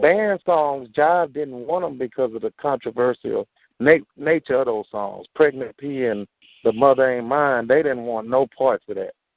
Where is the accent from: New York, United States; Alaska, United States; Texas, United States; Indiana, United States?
Texas, United States; Houston; I'm from the Southwest